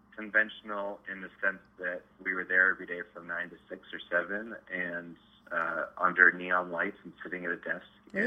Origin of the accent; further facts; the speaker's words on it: Denver, Colorado, United States; I grew up in Denver